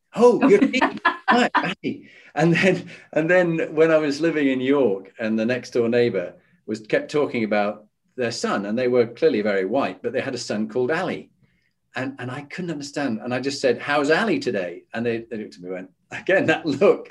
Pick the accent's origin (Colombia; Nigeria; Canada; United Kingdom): United Kingdom; Halifax, Yorkshire and the Humber; moved away as an adult; as a Yorkshireman. So I grew up in Halifax